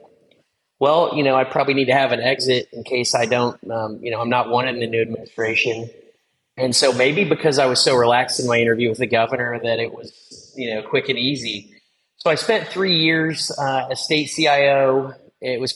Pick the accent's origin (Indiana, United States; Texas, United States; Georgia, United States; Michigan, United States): Indiana, United States; Southern; growing up in Southern Indiana, where it's pretty rural